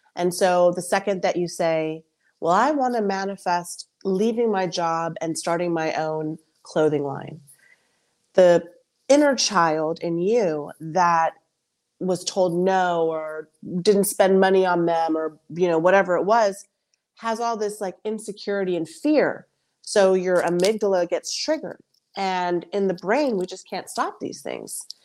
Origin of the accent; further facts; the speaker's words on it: United States; I'm a first generation American, so I'm Colombian American